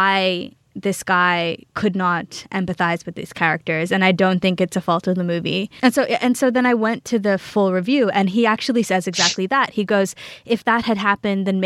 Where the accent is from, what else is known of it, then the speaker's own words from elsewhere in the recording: Australia; I grew up in Australia. I'm Australian born and bred